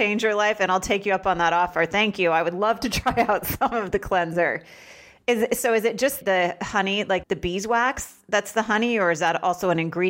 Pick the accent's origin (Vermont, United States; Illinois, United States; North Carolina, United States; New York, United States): Vermont, United States; I am from Vermont. I grew up country girl